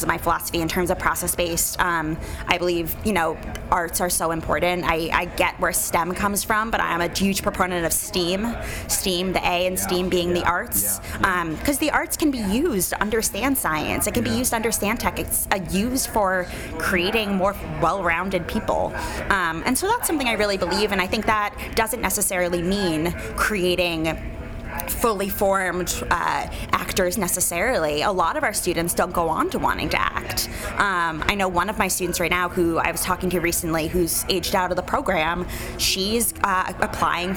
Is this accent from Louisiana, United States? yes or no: no; New York City, New York, United States; moved away as an adult; also born or lived in Evanston, Illinois; now in Chicago, United States; I grew up in New York City